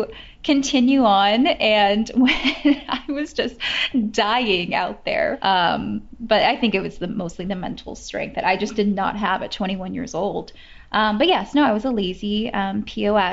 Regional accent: Bay Area, California, United States; Where I grew up in the Bay Area, I grew up doing theater

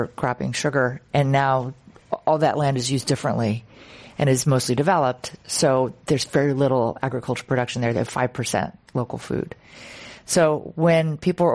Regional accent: Hawaii, United States; moved away; I'm from Hawaii originally

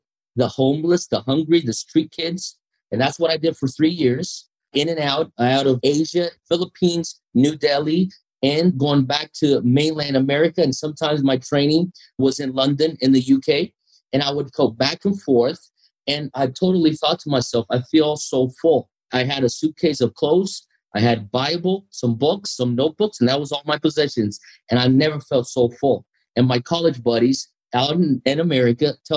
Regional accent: São Paulo, Brazil; So the largest Japanese population outside Japan is in Brazil, in São Paulo

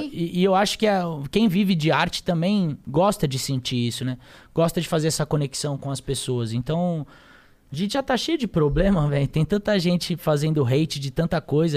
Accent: São Paulo, Brazil; Eu sou paulistano, nasci aqui, nasci na Zona Sul de São Paulo

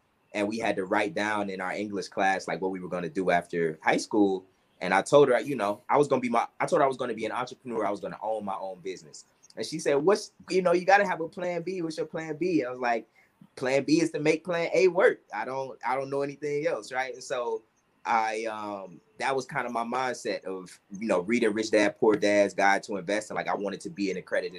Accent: Cleveland, Ohio, United States; moved away; also born or lived in Atlanta, Georgia; I'm originally from Cleveland, Ohio. I also have Atlanta as kind of my second home

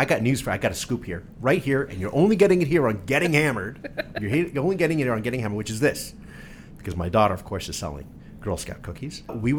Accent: New Jersey, United States; I'm from Jersey.

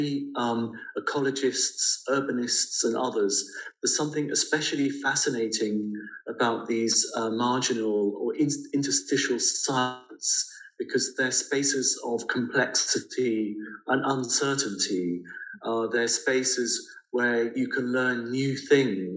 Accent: London, United Kingdom; my childhood experience of growing up in London

